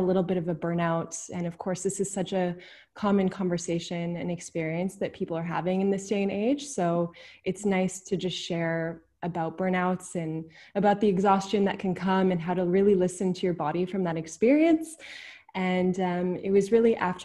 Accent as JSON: {"language": "English", "town": "Vancouver", "region": "British Columbia", "country": "Canada", "tie": "born or raised there", "moved": "as an adult", "lives_now": "Netherlands", "said": "I'm originally from Vancouver, BC. I was born and raised there, really close to nature."}